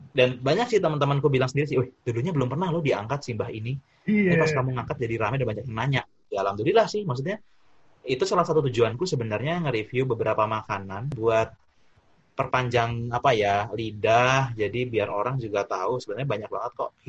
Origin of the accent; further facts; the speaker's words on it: Jakarta, Indonesia; kalau dulu ya kan aku masa kecilku di Jakarta kan eh, SD TK sampai lulus SD.